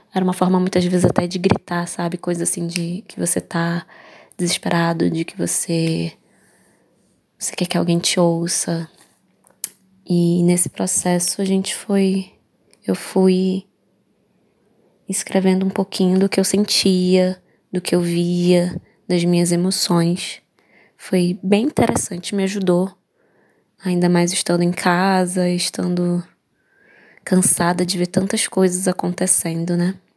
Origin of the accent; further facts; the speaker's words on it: Manaus, Amazonas, Brazil; sou de Manaus, Amazonas